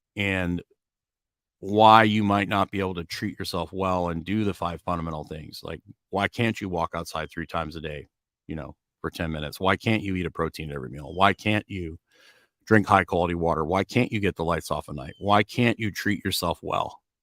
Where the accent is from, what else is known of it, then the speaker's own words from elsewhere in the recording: Edmonton, Alberta, Canada; also born or lived in Kentucky; now in Largo, United States; I grew up in Edmonton